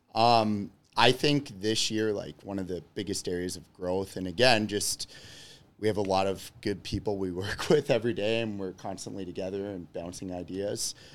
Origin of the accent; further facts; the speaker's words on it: Georgetown, Ontario, Canada; moved away as an adult; also born or lived in Clinton, New York / Rochester; now in Chicago, United States; I am originally from Georgetown, Ontario